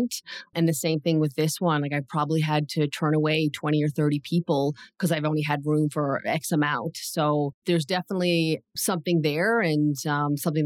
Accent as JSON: {"language": "English", "region": "Newfoundland and Labrador", "country": "Canada", "moved": "yes", "said": "I'm from Newfoundland."}